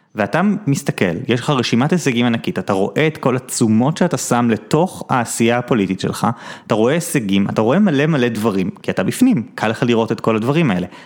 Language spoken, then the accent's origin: Hebrew; Jerusalem, Jerusalem District, Israel; born or raised there